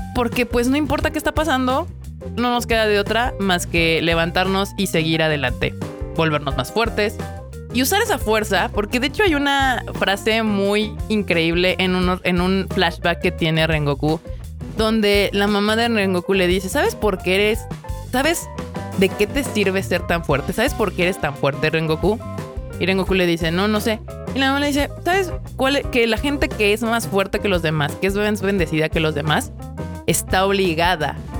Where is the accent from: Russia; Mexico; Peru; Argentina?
Mexico; los que somos mexicanos